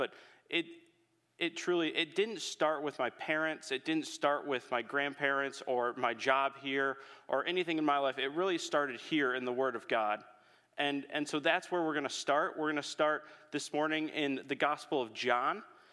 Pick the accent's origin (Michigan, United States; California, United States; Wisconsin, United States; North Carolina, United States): Michigan, United States; Holland; I'm a Holland native.